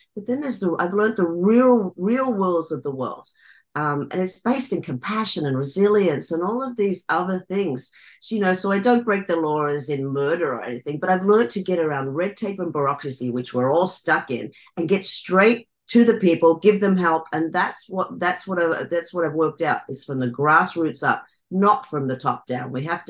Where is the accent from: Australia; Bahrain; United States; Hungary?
Australia; I grew up in Australia, in the Australian bush.